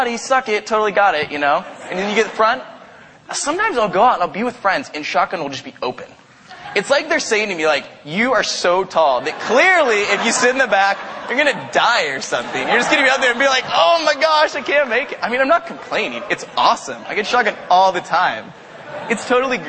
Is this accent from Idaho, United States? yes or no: yes; Caldwell, Idaho, United States; moved away; I live in a town called Caldwell. I went to high school and college there.